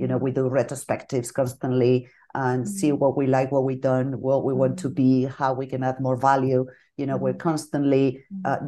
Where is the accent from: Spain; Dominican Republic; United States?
Spain; Bilbao, Basque Country; moved away as an adult; now in Madrid, Spain; I'm from Bilbao, from the north of Spain